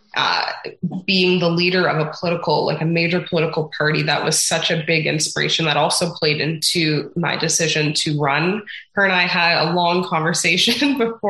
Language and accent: English; Toronto, Ontario, Canada; also born or lived in Mexico; now in Peterborough, Canada; I grew up in Scarborough and I went to a Christian school in the area